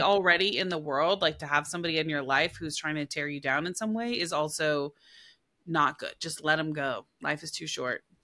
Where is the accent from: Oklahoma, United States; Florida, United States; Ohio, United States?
Oklahoma, United States; I'm from Oklahoma